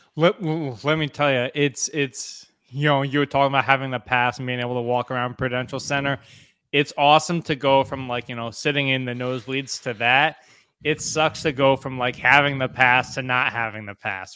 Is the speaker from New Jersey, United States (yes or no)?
yes; New Jersey, United States; growing up in New Jersey, it's, like, a, a rite of passage when you're in, like, fifth, sixth grade